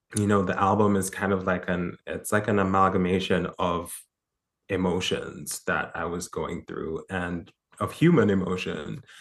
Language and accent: English; Jamaica; I grew up in Jamaica